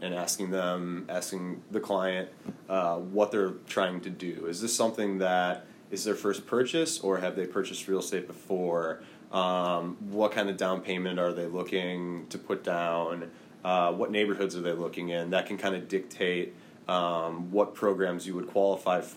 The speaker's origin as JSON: {"language": "English", "town": "Milwaukee", "region": "Wisconsin", "country": "United States", "said": "I'm from Milwaukee, and my aunt and uncle own about 30-ish rental properties in and around the city of Milwaukee."}